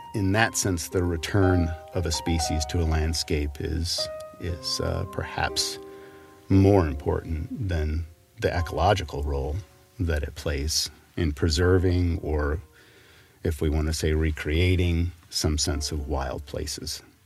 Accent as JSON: {"language": "English", "region": "Wyoming", "country": "United States", "tie": "born or raised there", "moved": "yes", "lives_now": "Montana, United States", "said": "As I grew up in Wyoming, uh, as a child"}